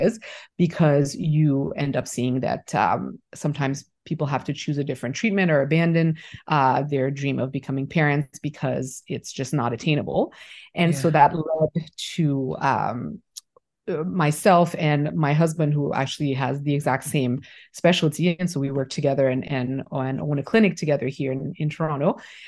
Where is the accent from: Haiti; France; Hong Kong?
Haiti; moved away as an adult; also born or lived in United States / Canada; I am originally from Haiti, born and raised, and I moved away for my studies originally, first to the States and then to Canada.